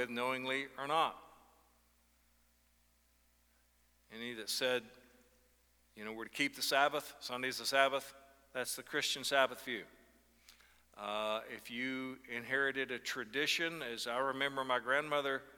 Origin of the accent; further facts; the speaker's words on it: Northeast Arkansas, United States; moved away as an adult; also born or lived in Chicago suburbs; my hometown in Northeast Arkansas